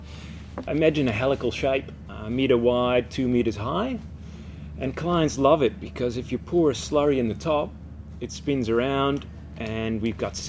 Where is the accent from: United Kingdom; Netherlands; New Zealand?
Netherlands; now in Australia; Born and raised in the Netherlands